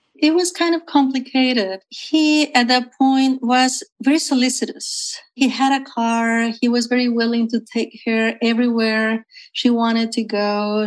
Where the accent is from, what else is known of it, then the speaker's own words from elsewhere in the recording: Mexico; also born or lived in Matamoros, Tamaulipas, Mexico / central Mexico; I was born actually on the Mexican side of the U.S. Mexico borderline uh, in Matamoros, Tamaulipas